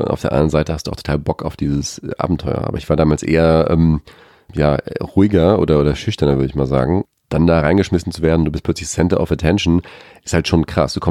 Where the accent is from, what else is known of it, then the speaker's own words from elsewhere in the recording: Australia; hast immer gesagt, ich bin Australier. Und die sagen, nein, du bist einfach nur eine Kartoffel.